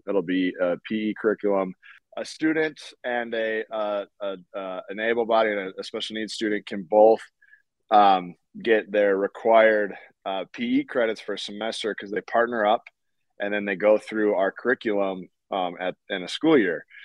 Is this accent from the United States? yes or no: yes; North Dakota, United States; I'm from North Dakota